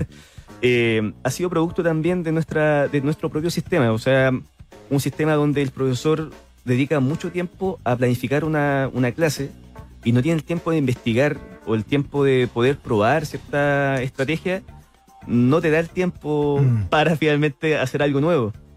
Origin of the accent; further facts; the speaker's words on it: Cerro Navia, Santiago Metropolitan Region, Chile; yo soy de Soronavia